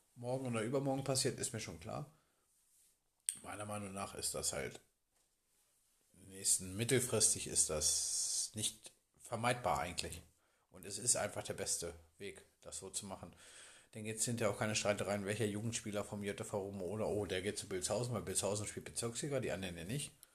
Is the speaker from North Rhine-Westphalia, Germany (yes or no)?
no; Bad Grund area, Lower Saxony, Germany; Ich komme aus der Region